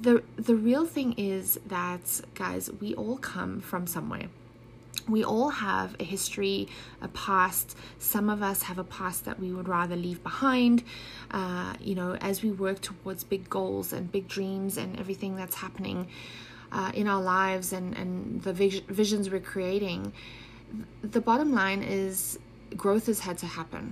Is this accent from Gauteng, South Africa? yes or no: yes; Johannesburg, Gauteng, South Africa; moved away as an adult; also born or lived in Germany / Switzerland; I grew up in South Africa, but was actually born in Germany.